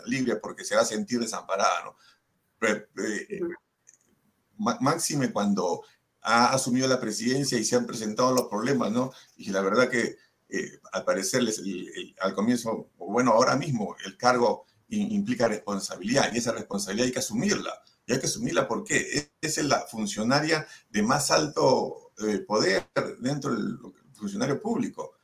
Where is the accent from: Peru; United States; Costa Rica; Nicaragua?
Peru; como peruanos que hemos sufrido el terrorismo durante 20 años